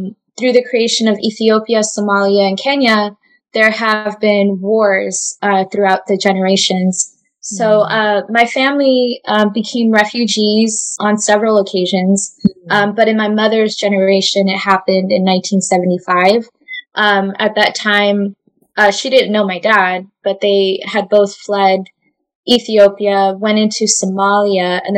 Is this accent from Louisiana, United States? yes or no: no; Orange County, California, United States; also born or lived in refugee camp (birthplace); he was able to acquire a job in Orange County. So that's where I grew up.